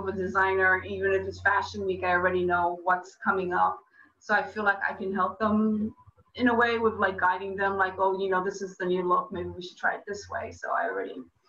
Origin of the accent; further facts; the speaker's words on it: New York, United States; Yeah, well, I'm a New Yorker, so I know.